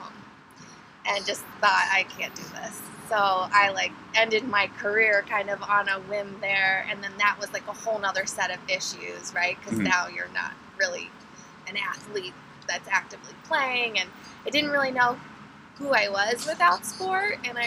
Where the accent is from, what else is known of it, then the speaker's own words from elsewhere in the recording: Philadelphia, Pennsylvania, United States; also born or lived in East Carolina; I grew up in Philadelphia, or outside of Philadelphia in the suburbs